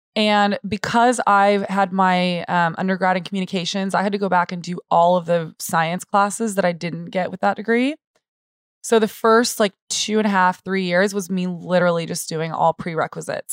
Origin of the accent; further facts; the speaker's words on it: San Antonio, Texas, United States; also born or lived in Austin; I was born and raised in San Antonio